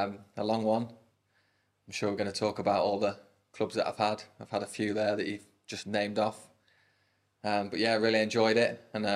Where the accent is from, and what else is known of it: Lincoln, East Midlands, United Kingdom; born or raised there